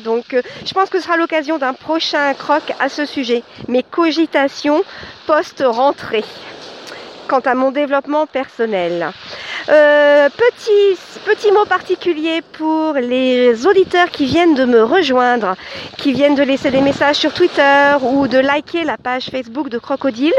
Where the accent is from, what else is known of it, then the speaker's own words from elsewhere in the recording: Chartres, Centre-Val de Loire, France; Chartres, c'est ma ville natale